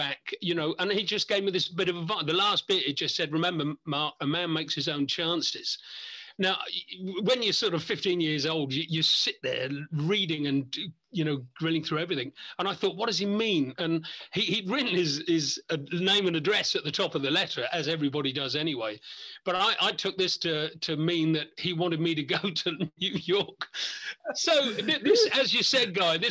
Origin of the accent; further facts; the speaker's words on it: Isle of Wight, South East England, United Kingdom; I'm come from the Isle of Wight.